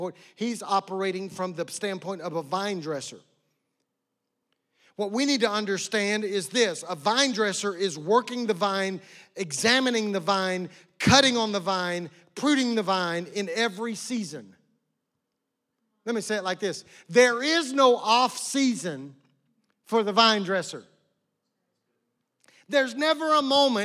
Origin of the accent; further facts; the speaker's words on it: West Oklahoma, United States; I grew up in West Oklahoma out in the middle of nowhere